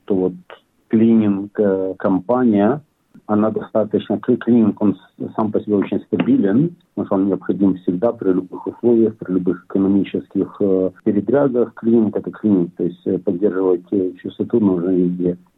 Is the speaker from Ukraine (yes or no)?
yes; Bila Tserkva, Kyiv Oblast, Ukraine; now in Australia; Мы с Украины. Очень такой город, он сам, сам по себе небольшой, но очень красивый. Белая церковь.